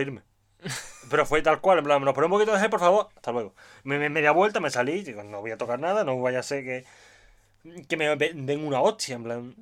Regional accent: Seville, Andalusia, Spain; Igual yo vengo de Sevilla, no, vengo de Andalucía y estoy acostumbrado a gente muy simpática

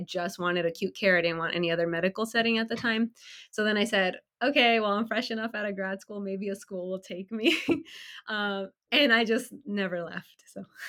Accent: California, United States; also born or lived in Illinois; I moved from Illinois back home to California

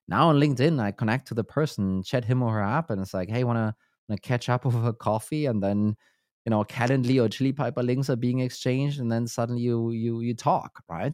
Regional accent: Germany; now in Denmark; I'm from Germany, Uh, so I'm not native here to Denmark

